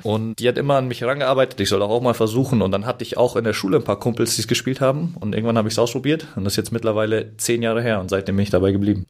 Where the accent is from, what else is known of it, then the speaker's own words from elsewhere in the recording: Munich, Bavaria, Germany; moved away as an adult; also born or lived in Frankfurt; Ich komme ursprünglich aus München und bin da auch aufgewachsen